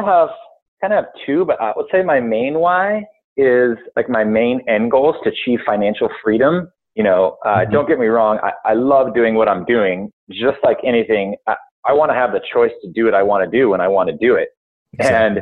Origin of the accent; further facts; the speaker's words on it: Santa Barbara, California, United States; moved away as an adult; also born or lived in Hawaii; I moved back to my hometown of Santa Barbara